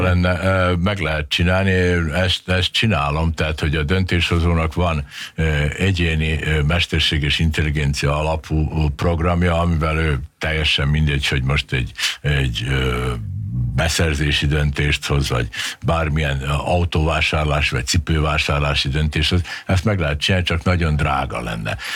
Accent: Subotica, Vojvodina, Serbia; now in Hungary; én Szabadkán születtem, és én párhuzamosan beszéltem mind a két nyelvet

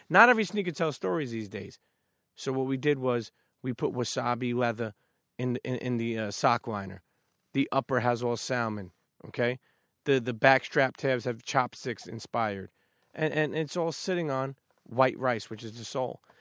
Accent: New York City, New York, United States; moved away as an adult; now in New Jersey, United States; I'm a Brooklyn kid, I grew up in Brooklyn

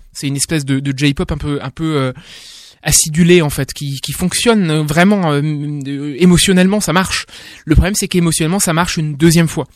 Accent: France; en tant que français

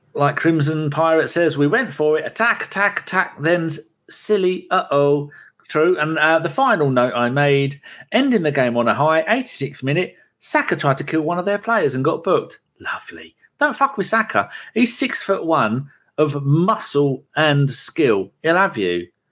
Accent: London, United Kingdom; moved away; I'm born in London. I was born in London

